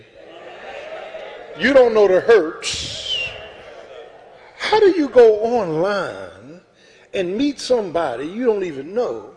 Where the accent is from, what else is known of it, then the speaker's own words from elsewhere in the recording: South Florida, United States; I'm from South Florida. I'm from the streets